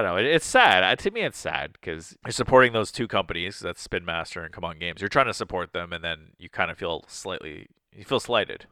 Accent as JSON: {"language": "English", "country": "Canada", "said": "we're Canadian"}